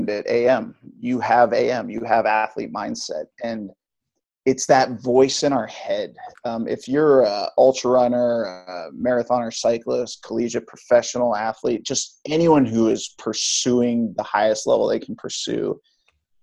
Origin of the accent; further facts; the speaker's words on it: Hawaii, United States; moved away; also born or lived in Missouri; Born and raised in Hawaii